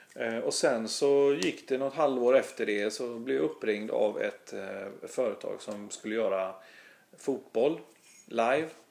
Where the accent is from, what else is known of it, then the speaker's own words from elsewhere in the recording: Gothenburg, Västra Götaland, Sweden; accent: Gothenburg dialect; also born or lived in Stockholm; jag är ju göteborgare. Jag, bo, jag har bott här sedan jag var 11 år